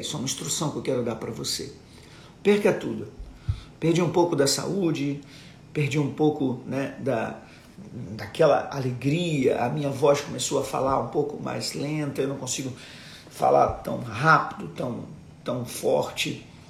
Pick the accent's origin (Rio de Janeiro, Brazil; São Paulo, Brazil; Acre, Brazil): Rio de Janeiro, Brazil; also born or lived in Duque de Caxias; em Caxias, onde eu, onde eu nasci, em Vila da Penha, onde eu fui, onde eu cresci.